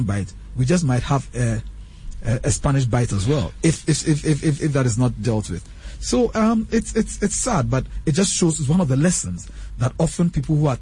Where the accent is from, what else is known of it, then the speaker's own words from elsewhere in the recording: Ghana; we're from Ghana